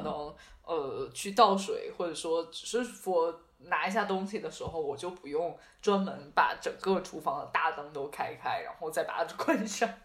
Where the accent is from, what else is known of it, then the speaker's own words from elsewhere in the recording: Beijing, China; 我是北京人，我就只会北京麻将